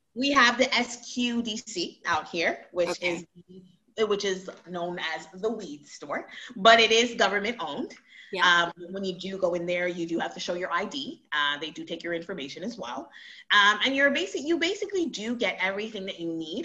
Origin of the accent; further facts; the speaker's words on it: Montreal, Quebec, Canada; also born or lived in Toronto; Montreal, Montreal, Canada, for sure. I, that's where I'm from